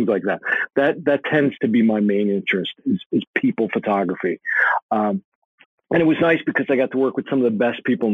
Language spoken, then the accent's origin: English; United States; also born or lived in California; I grew up right outside of New York City, maybe 20 minutes outside of New York City